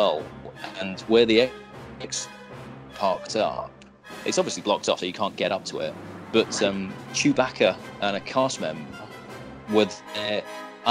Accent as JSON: {"language": "English", "country": "United Kingdom", "said": "I'm British."}